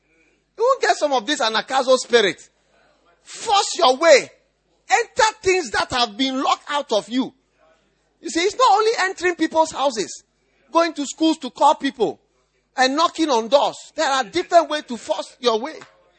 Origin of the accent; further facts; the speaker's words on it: Nigeria; I'm a Nigerian. The blood is flowing in my veins.